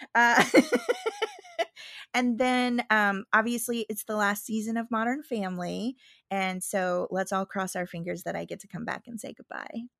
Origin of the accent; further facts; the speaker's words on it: Midwest, United States; moved away; I'm from the Midwest